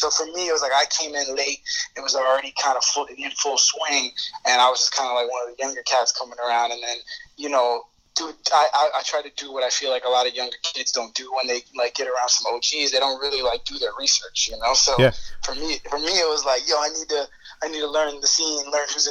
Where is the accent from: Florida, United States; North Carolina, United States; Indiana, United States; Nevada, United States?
Florida, United States; Hollywood; also born or lived in England / North Miami Beach; I grew up in Hollywood. When my family first moved to Florida from England, we lived in North Miami Beach, but by the time I started going to school, we had moved up to Broward.